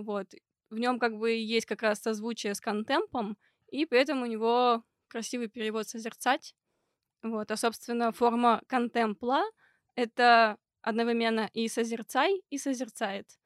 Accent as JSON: {"language": "Russian", "town": "Perm", "region": "Perm Krai", "country": "Russia", "tie": "born or raised there", "moved": "as an adult", "lives_now": "Moscow, Russia", "said": "там, откуда я родом, из Перми, и где я училась первые два курса"}